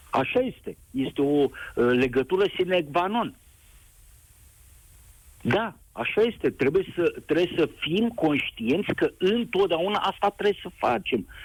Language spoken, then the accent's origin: Romanian; Romania; also born or lived in Bucharest; Sunt român, trăiesc în